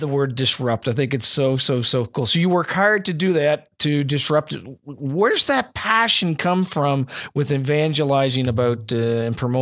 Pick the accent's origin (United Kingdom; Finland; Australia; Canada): Canada; the Maritimes; I'm from the Maritimes